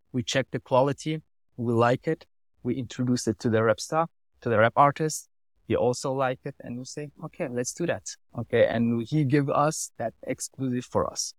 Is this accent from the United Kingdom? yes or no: no; Germany; English is a second language; moved away as an adult; now in Switzerland; I grew up in Germany, now I live for three or four years here